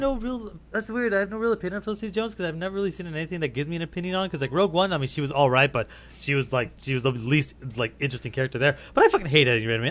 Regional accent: Canada; I'm I'm Canadian

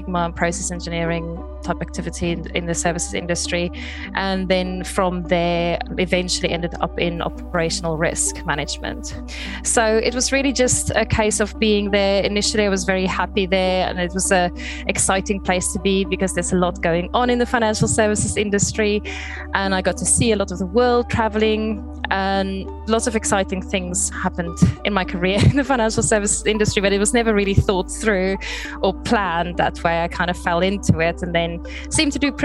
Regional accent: South Africa; moved away as an adult; now in Brighton, United Kingdom; I'm originally from South Africa, but I moved here in 2003

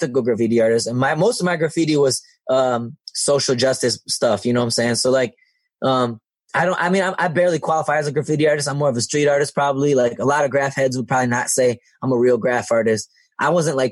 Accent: Detroit, Michigan, United States; also born or lived in East Lansing, Michigan; I live right next door to where I grew up in Southwest Detroit

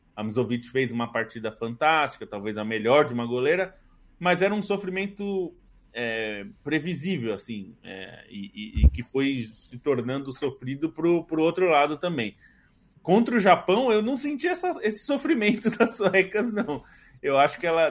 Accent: Brazil; como brasileiros

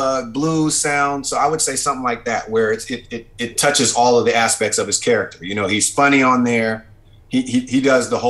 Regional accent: West Coast, United States; we don't necessarily sound like we're from the West Coast

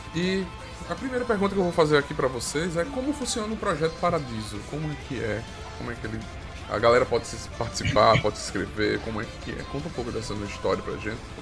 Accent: Arapiraca, Alagoas, Brazil; a gente é de Arapiraca

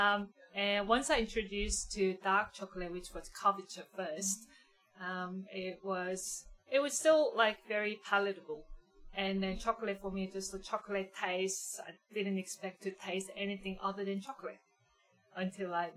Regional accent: Daegu, South Korea; now in Geelong, Australia; I was growing up in South Korea, Daegu, which is southern part of Korea.

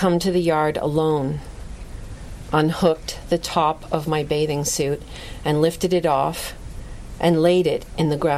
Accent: Lucan, Ontario, Canada; I grew up in Lucan, Ontario, which is in southwestern Ontario, a little village.

